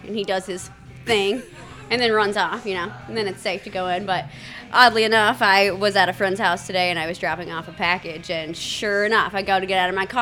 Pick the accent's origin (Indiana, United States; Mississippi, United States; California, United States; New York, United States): Mississippi, United States; as a Southerner, I was raised in Mississippi.